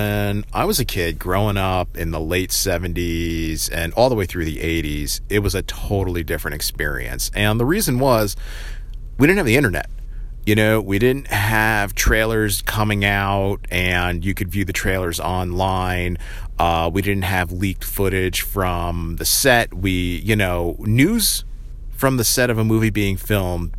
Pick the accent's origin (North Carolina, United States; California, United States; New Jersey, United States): New Jersey, United States; around where I grew up in Central Jersey